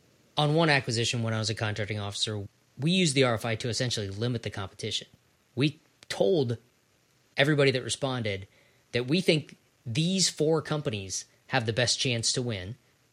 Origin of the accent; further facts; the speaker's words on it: Ohio, United States; I'm from Ohio.